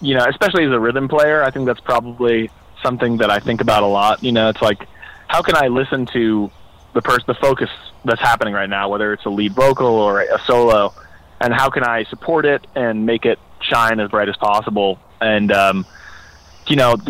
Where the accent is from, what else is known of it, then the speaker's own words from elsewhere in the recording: New York City, New York, United States; moved away as an adult; now in Boston, United States; I grew up in New York City, which is not like the first place you'd imagine bluegrass music existing